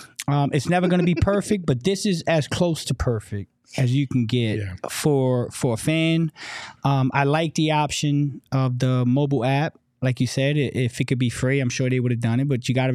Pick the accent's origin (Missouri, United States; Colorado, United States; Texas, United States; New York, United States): New York, United States; I'm coming from New York. I grew up watching Knicks games.